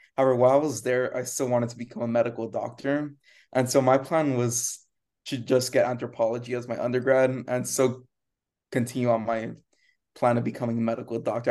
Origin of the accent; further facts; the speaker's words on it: Rio Grande Valley, Texas, United States; moved away; I grew up in the Rio Grande Valley and, and that's where Brownsville is